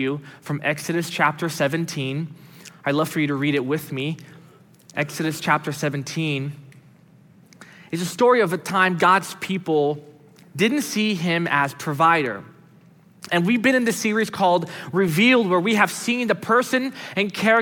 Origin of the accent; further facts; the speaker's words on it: United States; also born or lived in Brazil; I was born in Brazil and moved here when I was 5 years old. And so although I grew up here most of my life